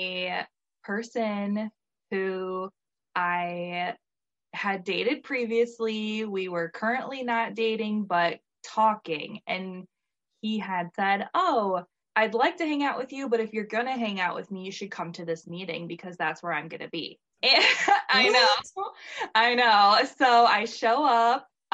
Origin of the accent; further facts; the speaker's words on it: Michigan, United States; I live in Michigan. I had since moved away from my hometown to go to culinary school.